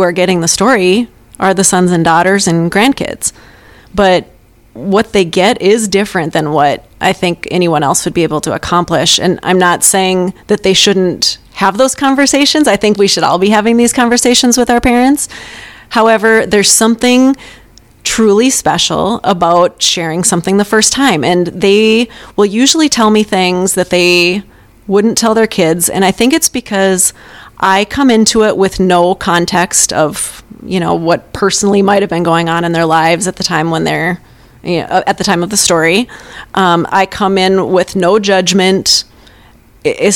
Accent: Catherine, North Dakota, United States; I grew up in rural North Dakota on a farm

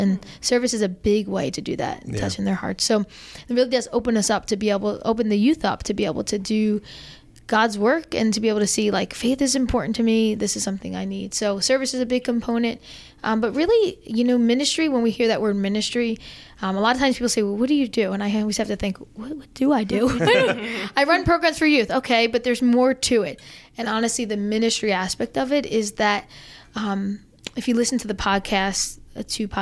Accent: New Jersey, United States; moved away as an adult; now in South Jersey, United States; I still have my North Jersey roots. They will never leave me. And if you hear a slight accent, that's why, because I'm from North Jersey. I'm a North Jersey girl.

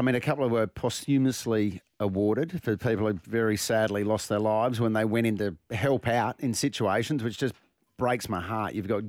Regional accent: Australia; I grew up in the Murray Mallee

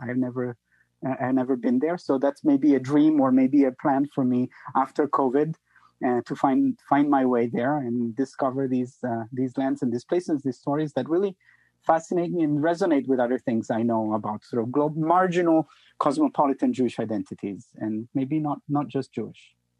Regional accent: Italy; moved away; I come from Italy

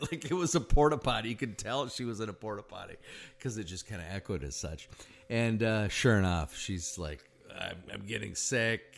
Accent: Sioux Falls, South Dakota, United States; moved away; I grew up in Sioux Falls, South Dakota

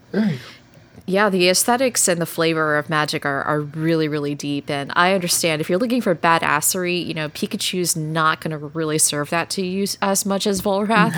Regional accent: Texas, United States; I grew up in Texas

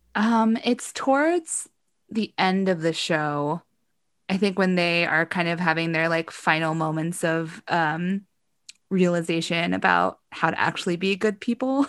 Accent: Ohio, United States; I grew up in the Midwest. I grew up in Ohio, right next to Indiana

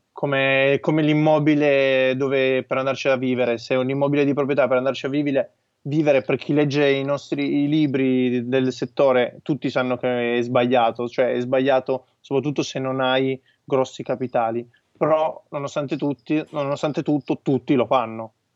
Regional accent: Turin, Piedmont, Italy; noi siamo di Torino

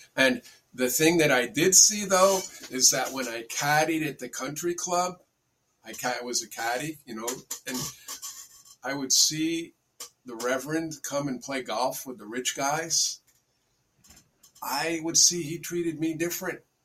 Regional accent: Bedford, New York, United States; I grew up in Bedford, New York

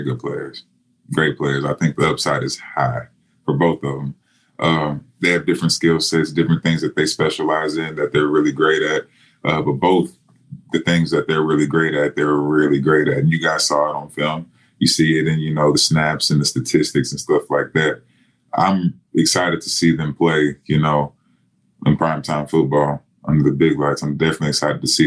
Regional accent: Texas, United States; We're both from Texas

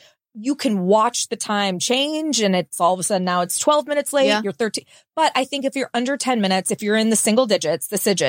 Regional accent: Los Angeles, California, United States; moved away as an adult; also born or lived in New York; now in Nashville, United States; I grew up in Los Angeles and then lived in New York. Those are the only places I ever lived.

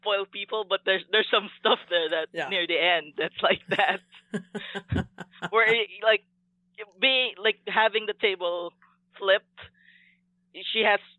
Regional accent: Philippines; growing up in Filipino culture

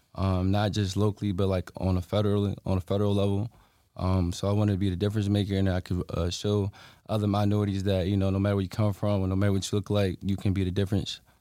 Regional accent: Halifax County, Virginia, United States; I'm from Halifax County, Virginia as well.

